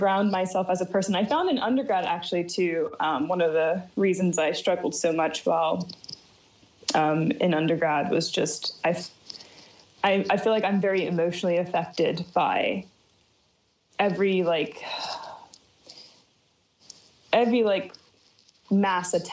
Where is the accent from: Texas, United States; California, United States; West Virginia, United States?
West Virginia, United States; Martinsburg; now in China; I grew up in the Eastern Panhandle of West Virginia in Berkeley County.